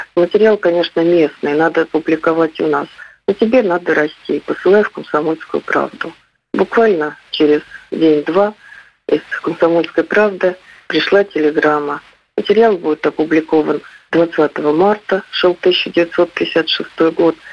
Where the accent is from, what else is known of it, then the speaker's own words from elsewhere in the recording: Voronezh, Voronezh Oblast, Russia; Я хоть и коренная уроженка Воронежа